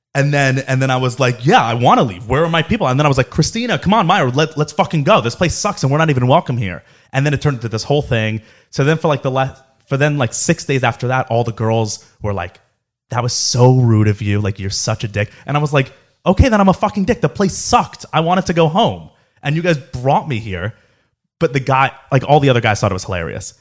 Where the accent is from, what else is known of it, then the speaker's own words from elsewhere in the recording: Boca Raton, Florida, United States; growing up in Boca